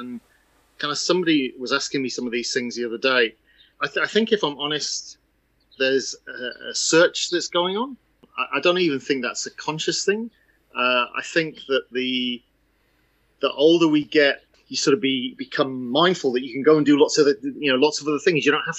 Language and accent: English; England, United Kingdom; It's very difficult to understand where that comes from because it's tough growing up in England and yet wanting to proclaim to people that you're from the enemy.